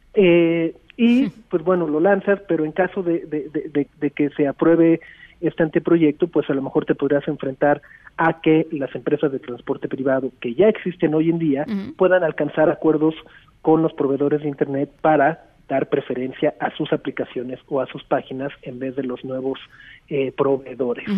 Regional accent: Mexico

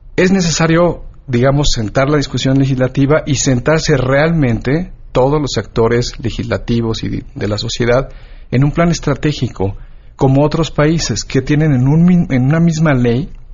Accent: Michoacán, Mexico; yo soy de Michoacán

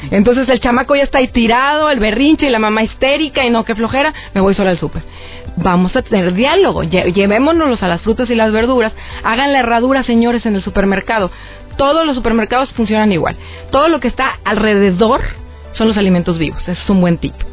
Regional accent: Acapulco, Guerrero, Mexico; Yo crecí en Acapulco. Entonces yo en las, me escapaba, era una rebelde, a la, a la azotea de la escuela y a mangos verdes, allá comemos mango verde.

